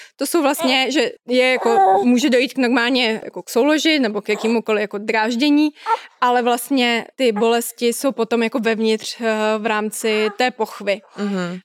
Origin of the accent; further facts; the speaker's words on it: Czechia; u nás v Čechách